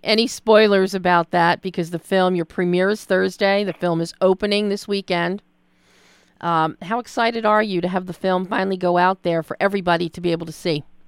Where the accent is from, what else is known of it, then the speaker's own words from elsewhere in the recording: Philadelphia, Pennsylvania, United States; I'm from Philly